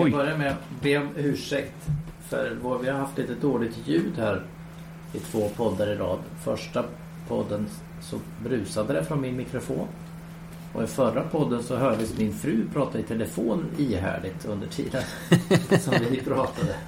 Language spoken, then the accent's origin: Swedish; Sweden; jag var nog enda svensk